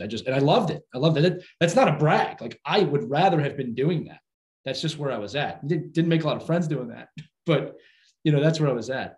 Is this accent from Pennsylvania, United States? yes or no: yes; Philadelphia, Pennsylvania, United States; I was born and raised in Philadelphia